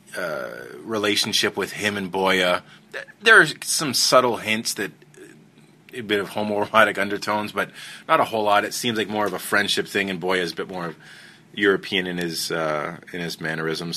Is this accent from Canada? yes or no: yes; Canada; I'm Canadian